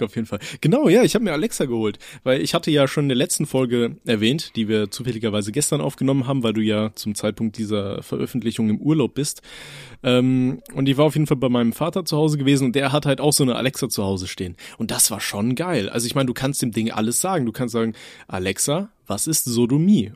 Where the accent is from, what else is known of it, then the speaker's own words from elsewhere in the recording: Aachen, North Rhine-Westphalia, Germany; meine Mom, also wir hatten bei uns in Aachen, haben wir so ein, so ein russisches Lädchen